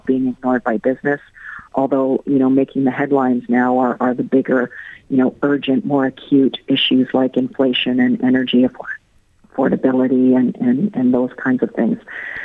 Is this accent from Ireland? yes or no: yes; Ireland; moved away; also born or lived in Canada; I'm originally from Ireland. My family is from and still lives in Limerick. So it's coming home in one way